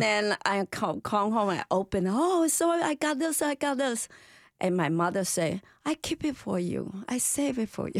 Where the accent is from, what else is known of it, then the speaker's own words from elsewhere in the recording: Malaysia; now in United States; my ancestor from China, but I'm Malaysian